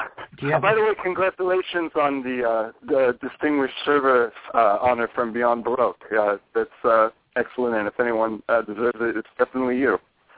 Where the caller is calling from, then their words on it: Oakland, California, United States; I'm calling from Oakland. You know, I think we've been over this or whatever in detail, but I'm calling from my house in Oakland.